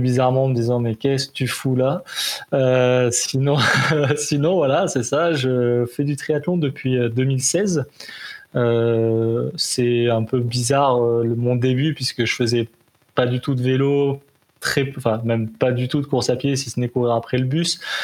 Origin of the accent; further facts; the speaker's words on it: Provence-Alpes-Côte d'Azur, France; now in Montreal, Canada; je suis natif de la Côte d'Azur